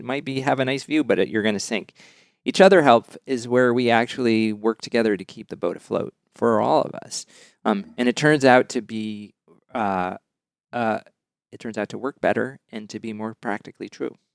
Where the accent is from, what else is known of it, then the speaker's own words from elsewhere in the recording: Westport, Massachusetts, United States; I come from the town of Westport, Massachusetts